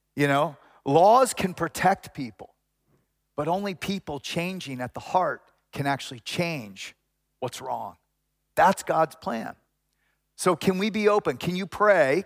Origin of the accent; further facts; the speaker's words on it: Houston, Texas, United States; now in Austin, United States; I grew up in Houston when Houston was not diverse